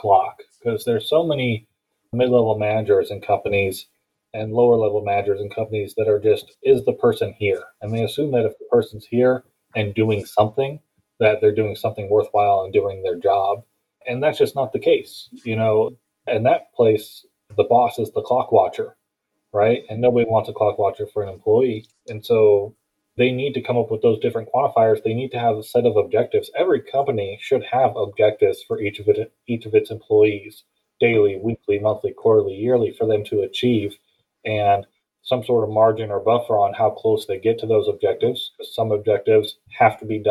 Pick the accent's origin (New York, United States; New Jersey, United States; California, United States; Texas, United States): Texas, United States; Houston; moved away; also born or lived in Phoenix, Arizona; Originally, I'm from Phoenix, but I've been in the Houston area most of my life